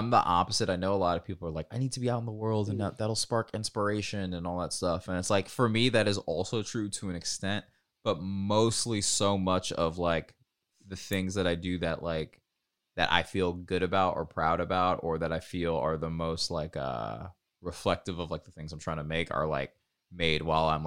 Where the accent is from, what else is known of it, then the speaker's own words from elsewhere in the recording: Marietta, Georgia, United States; I'm from Marietta, Georgia